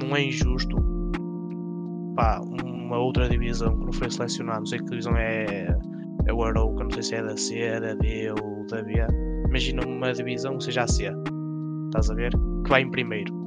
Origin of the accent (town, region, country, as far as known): Fafe, Braga, Portugal